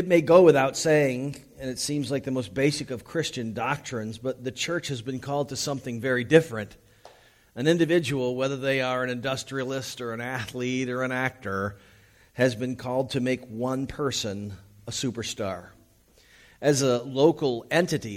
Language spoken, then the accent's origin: English; United States; also born or lived in Los Angeles